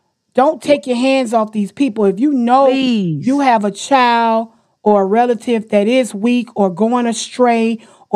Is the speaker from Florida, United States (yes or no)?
yes; Florida, United States; now in Washington, D.C., United States; I'm born and raised in Florida, y'all, so I'm very proud of where I come from